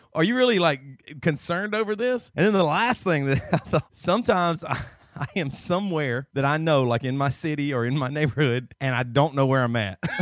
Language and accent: English; the South, United States; moved away; also born or lived in Seattle; I grew up in the South